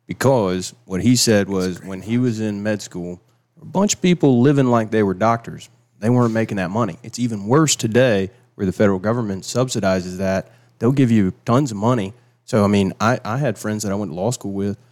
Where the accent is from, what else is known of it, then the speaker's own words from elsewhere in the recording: Travelers Rest, South Carolina, United States; moved away as an adult; also born or lived in Charleston, South Carolina; now in Seneca, United States; I was raised in Traveler's Rest